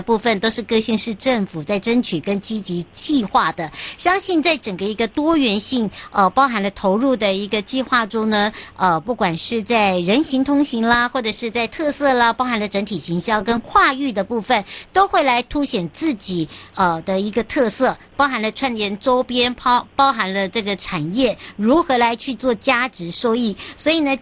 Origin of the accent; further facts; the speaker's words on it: Hualien County, Taiwan; 回到我的故乡，也就是花莲咯